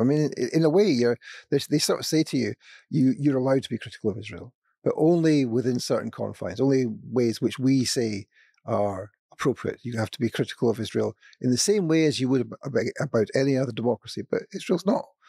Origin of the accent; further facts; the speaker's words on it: Scotland, United Kingdom; I'm from Scotland